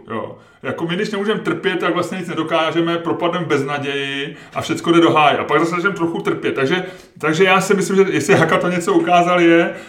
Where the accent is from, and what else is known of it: Czechia